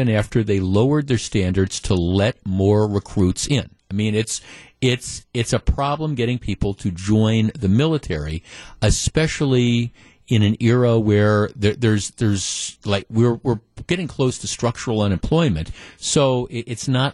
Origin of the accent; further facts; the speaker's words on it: Glendale, Wisconsin, United States; I grew up in Glendale and been going to Bayshore Shopping Center